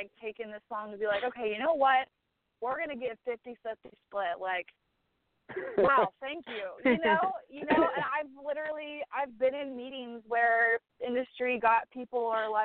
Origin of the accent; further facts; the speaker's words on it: Butler, Pennsylvania, United States; moved away as an adult; now in Nashville, United States; I grew up in Western Pennsylvania.